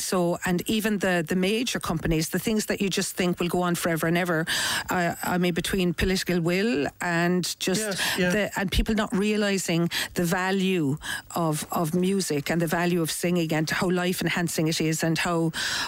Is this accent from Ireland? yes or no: yes; Cork, Munster, Ireland; because I'm from Cork, boy.